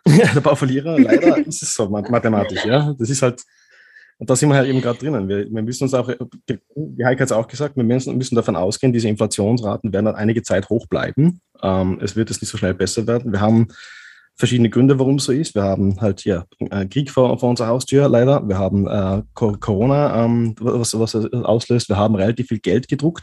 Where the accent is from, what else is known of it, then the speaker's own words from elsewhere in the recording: Austria; In Österreich machen wir das so